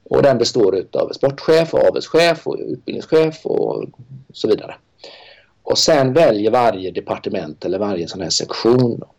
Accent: Sweden; Eh, jag är ensam svensk där.

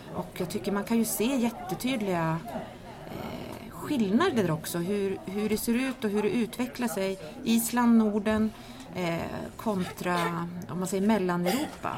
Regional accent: Kiruna, Norrbotten County, Sweden; jag är uppvuxen i Kiruna

